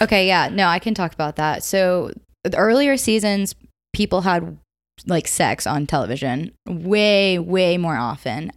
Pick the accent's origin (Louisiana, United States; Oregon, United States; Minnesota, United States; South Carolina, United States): South Carolina, United States; Upstate; I'm from the upstate of South Carolina